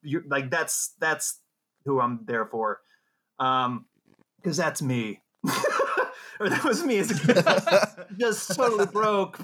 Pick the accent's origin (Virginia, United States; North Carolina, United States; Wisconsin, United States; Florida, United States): Florida, United States; Jacksonville; I'm from Jacksonville, Florida, which is a pretty big city